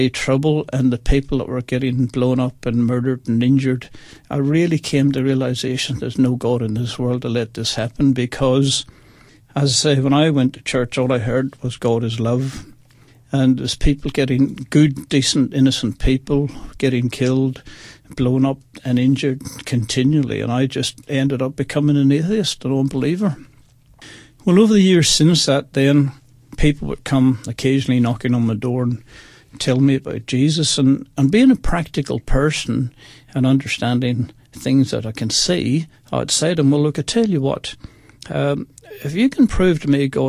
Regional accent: Bangor, Northern Ireland, United Kingdom; also born or lived in Belfast; now in Australia; I was born in Belfast, and then we moved to a little country place called Bangor by the seaside

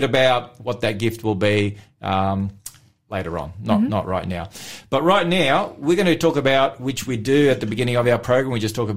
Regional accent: Melbourne, Victoria, Australia; moved away; I'm from Melbourne originally

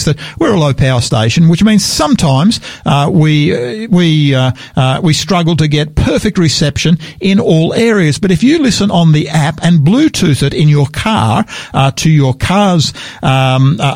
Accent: Wentworthville, New South Wales, Australia; now in Adelaide, Australia; that's my hometown. That's where I grew up, out Wentworthville on the just on the southern on the western side of Parramatta

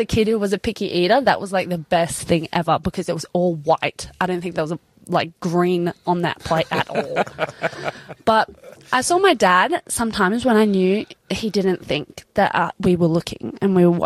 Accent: Sydney, New South Wales, Australia; we were growing up in Sydney

